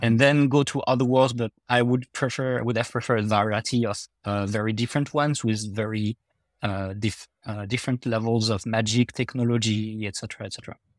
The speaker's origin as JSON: {"language": "English", "country": "France", "accent": "French", "said": "my French accent"}